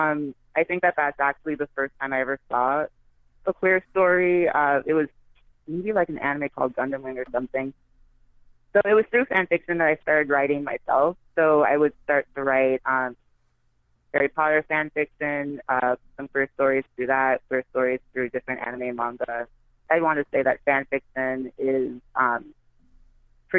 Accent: U.S. Virgin Islands; I'm from St. Thomas, so there was no Barnes and Noble, no Borders, no bookstores like

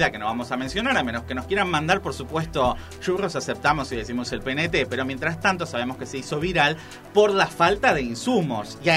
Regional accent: Argentina; a nosotros como argentinos

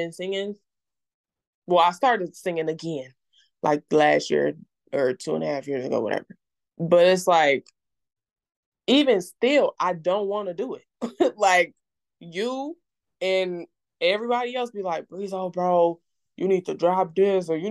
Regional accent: Mississippi, United States; moved away; also born or lived in Illinois; I'm originally from Illinois, but I moved to Mississippi at a really young age, around like 2008, 2007

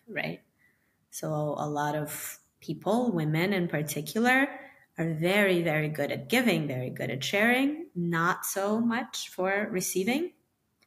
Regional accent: Ukraine; also born or lived in New York; now in Miami, United States; I'm from Ukraine originally, and I moved to Miami from New York

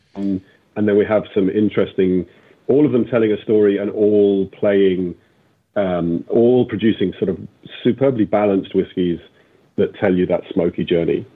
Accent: England, United Kingdom; I grew up in England, we used to come to Ireland for all of our summers.

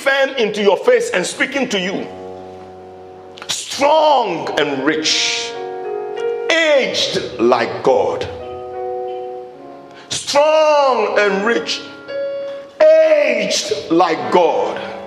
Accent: Ghana; I'm a Ghanaian

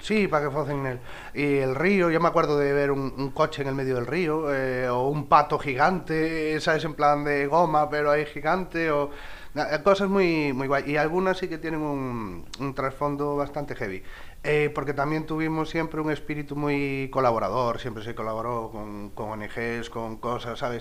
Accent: Galicia, Spain; me crié en este pueblo, este pueblo es un valle y está rodeado de montes

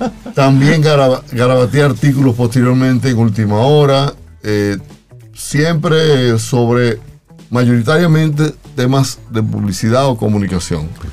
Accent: Pimentel, Duarte, Dominican Republic; yo soy oriundo de un pueblito a 22 kilómetros de San Francisco de Macorís, llamado Pimentel

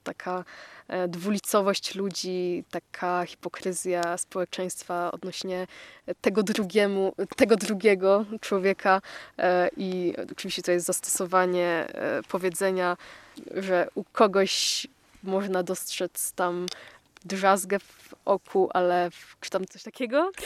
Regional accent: Poland; jesteśmy rodowitymi e, Polakami

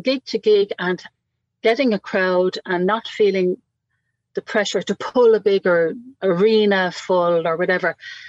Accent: Waterford, Munster, Ireland; I'm not from Cork. I'm a Waterford girl.

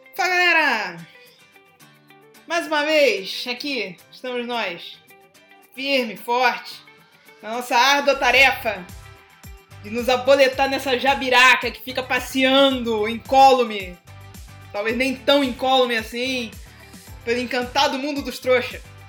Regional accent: Brazil; Sou brasileira

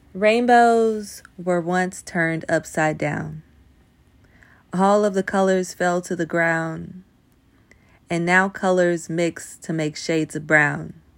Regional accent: Nashville, Tennessee, United States; I grew up in the South. I grew up in Nashville. I'm from Nashville, Tennessee

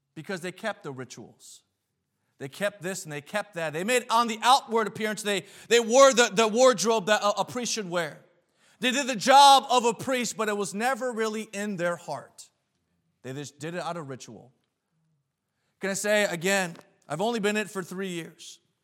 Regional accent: New England, United States; moved away as an adult; now in New York, United States; I was born and raised in New England

